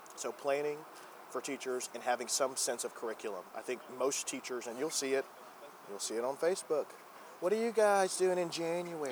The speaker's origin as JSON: {"language": "English", "town": "Gatesville", "region": "Texas", "country": "United States", "tie": "born or raised there", "said": "I grew up in Gatesville, Texas"}